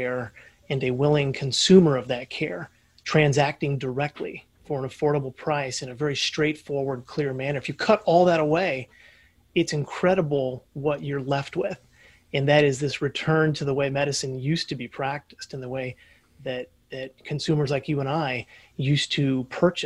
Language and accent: English; Indianapolis, Indiana, United States; Born and raised in Indianapolis, Indiana.